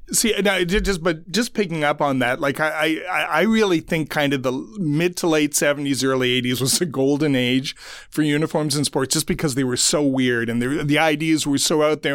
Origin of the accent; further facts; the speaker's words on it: Ottawa, Ontario, Canada; I grew up in Ottawa